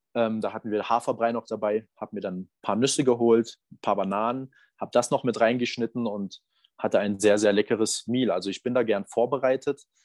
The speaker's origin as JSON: {"language": "German", "area": "Berlin", "region": "Saxony", "country": "Germany", "said": "da, wo ich herkomme. Aus, aus Sachsen, aus, aus Berlin"}